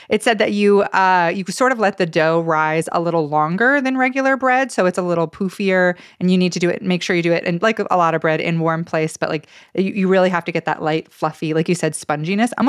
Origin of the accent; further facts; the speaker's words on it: Caldwell, Idaho, United States; I grew up in Caldwell